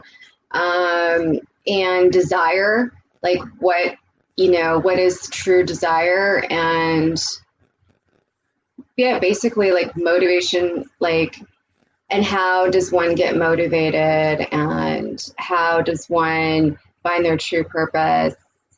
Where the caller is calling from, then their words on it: Toronto, Ontario, Canada; I'm joining you from Toronto, Canada, currently.